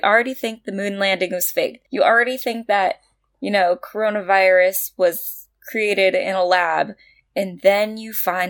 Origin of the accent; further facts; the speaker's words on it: United States; As an American